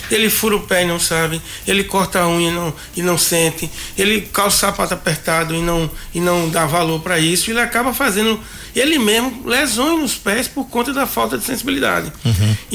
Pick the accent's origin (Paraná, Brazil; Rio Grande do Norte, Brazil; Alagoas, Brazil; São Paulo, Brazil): Alagoas, Brazil; Mata Grande; Eu sou de Mata Grande, né? O médico de Mata Grande vai ganhar o melhor salário do estado, porque é uma das cidades mais longe da capital, né?